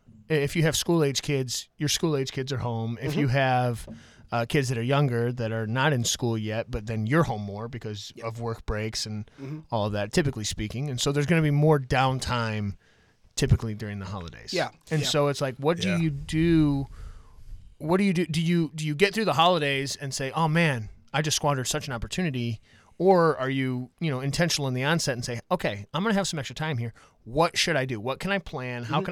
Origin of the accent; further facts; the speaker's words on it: Michigan, United States; Hey, we're from Michigan.